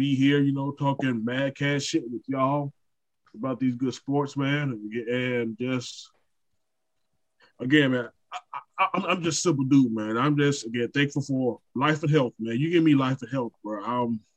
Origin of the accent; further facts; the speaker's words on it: Brunswick, Georgia, United States; Brunswick, Georgia, my hometown